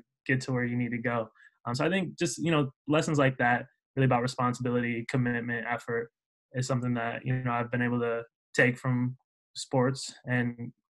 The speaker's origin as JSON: {"language": "English", "town": "Minneapolis", "region": "Minnesota", "country": "United States", "tie": "born or raised there", "moved": "as an adult", "lives_now": "West Lafayette, United States", "said": "I'm from Minneapolis area originally"}